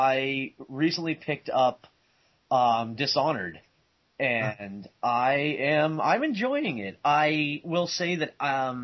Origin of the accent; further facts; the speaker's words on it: Boston, Massachusetts, United States; being a Bostonian